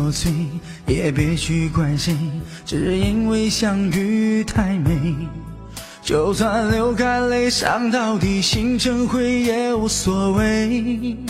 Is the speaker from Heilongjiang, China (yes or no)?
yes; Harbin, Heilongjiang, China; 我是黑龙江哈尔滨人。